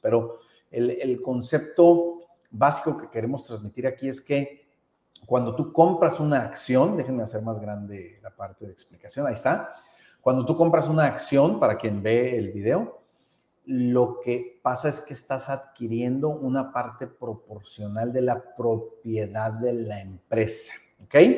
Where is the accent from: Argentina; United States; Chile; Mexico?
Mexico; nosotros que somos mexicanos